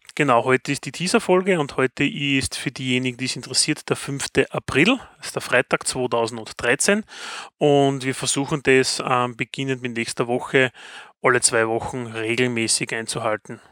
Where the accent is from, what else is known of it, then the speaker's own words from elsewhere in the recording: Styria, Austria; Wald und ich sind Steirer. Steiermark ist ein Bundesland in Österreich